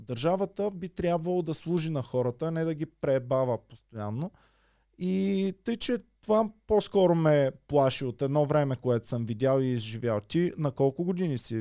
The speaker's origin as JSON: {"language": "Bulgarian", "country": "Bulgaria", "said": "аз като българин"}